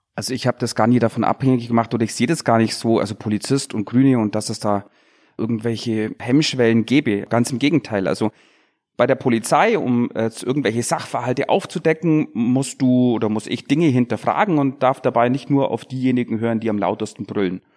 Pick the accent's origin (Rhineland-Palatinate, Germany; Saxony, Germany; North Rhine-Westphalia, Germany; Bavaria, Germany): Bavaria, Germany; Bad Wörishofen; ich komme aus Bad Würdeshofen im Unterallgäu